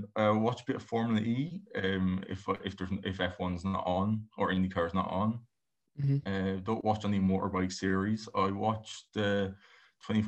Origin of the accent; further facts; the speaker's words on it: Ireland; I'm from Ireland